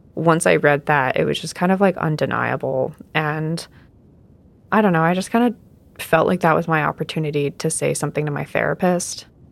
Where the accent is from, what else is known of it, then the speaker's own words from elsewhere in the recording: Southern California, United States; also born or lived in Arizona; I was uh, born in uh, Arizona, and then I grew up in Southern California